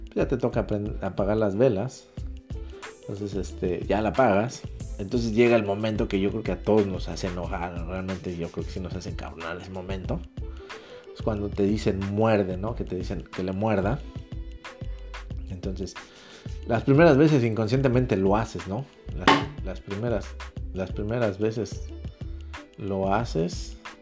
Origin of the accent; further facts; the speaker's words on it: Mexico; somos, mexicanos, somos hispanos